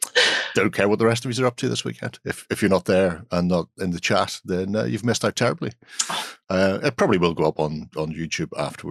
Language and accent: English; Ireland; We're Irish.